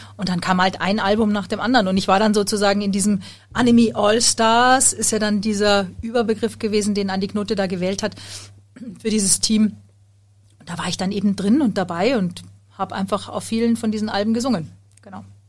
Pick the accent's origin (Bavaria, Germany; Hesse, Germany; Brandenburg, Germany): Bavaria, Germany; Munich; ich bin Sängerin und ich komme aus München